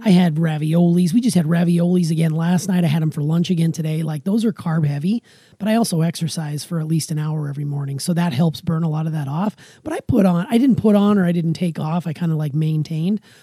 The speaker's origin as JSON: {"language": "English", "region": "Montana", "country": "United States", "tie": "born or raised there", "also_born_or_lived": "Wisconsin", "moved": "yes", "said": "where I grew up in Montana"}